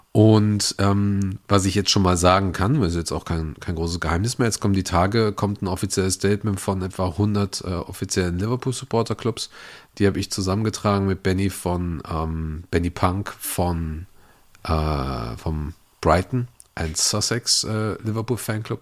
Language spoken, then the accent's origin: German; Upper Palatinate, Bavaria, Germany; moved away; Ich komme eigentlich aus der Oberpfalz